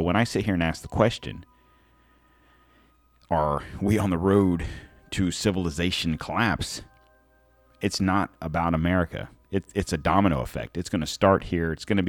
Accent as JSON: {"language": "English", "country": "United States", "said": "as an American, with my passport"}